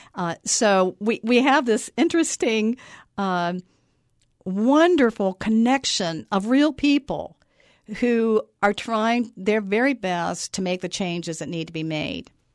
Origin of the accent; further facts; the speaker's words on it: Buzzard Rock Mountain, north of Charleston, West Virginia, United States; I grew up on Buzzard Rock Mountain, north of, um, Charleston.